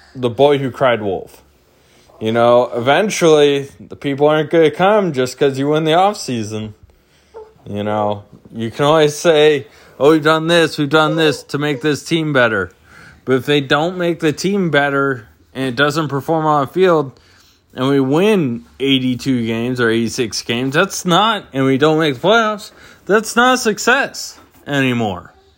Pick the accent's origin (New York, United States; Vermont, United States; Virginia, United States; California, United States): California, United States; San Diego; now in Phoenix, United States; I'm from San Diego originally